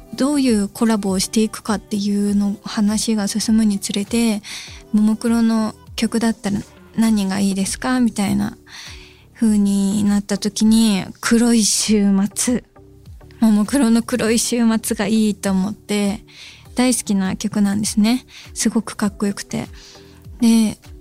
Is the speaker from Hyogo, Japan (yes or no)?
yes; Hyogo, Japan; 私兵庫県出身で福崎町はマジでめちゃくちゃ近い町なんです自分の地元と